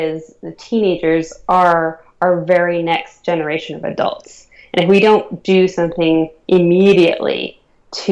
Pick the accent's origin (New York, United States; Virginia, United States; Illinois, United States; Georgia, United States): Virginia, United States; Northern; growing up in Northern Virginia, which is where I grew up.